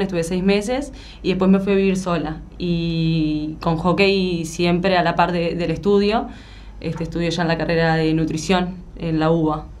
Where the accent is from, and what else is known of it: Uruguay; moved away as an adult; now in Buenos Aires, Argentina